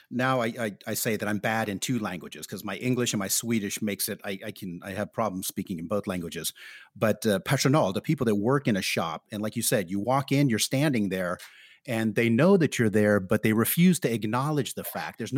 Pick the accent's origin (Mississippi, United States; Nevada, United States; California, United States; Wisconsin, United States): California, United States; San Francisco; now in Stockholm, Sweden; I'm from San Francisco